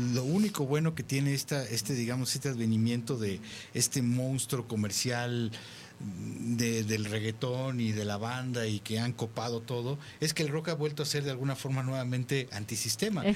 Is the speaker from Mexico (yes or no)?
yes; Mexico